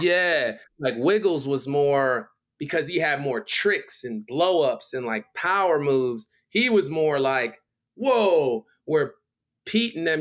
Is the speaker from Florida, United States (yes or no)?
yes; Miami, Florida, United States; moved away as an adult; also born or lived in Philadelphia, Pennsylvania / Baltimore, Maryland; now in Los Angeles, United States; I'm from Miami because I spent, you know, eleven years of my life living there